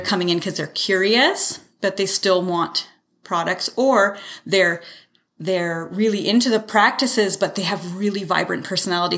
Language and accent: English; Canada; also born or lived in Salmon Arm, British Columbia / Calgary / Toronto; I, I was born in Salmon Arm, but raised here